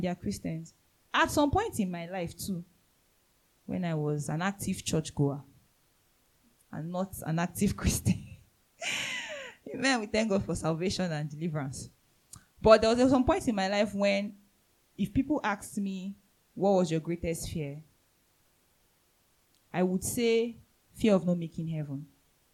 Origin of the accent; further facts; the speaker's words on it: Nigeria; I'm a citizen of heaven first before I'm a Nigerian.